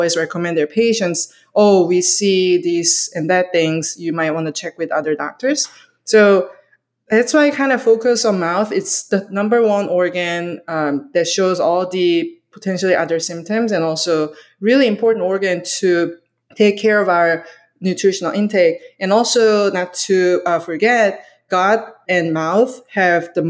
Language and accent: English; South Korea; moved away; I'm from Korea